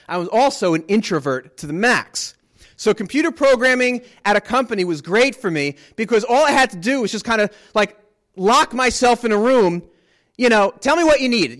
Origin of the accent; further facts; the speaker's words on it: United States; moved away; also born or lived in New Jersey; I grew up in New York and New Jersey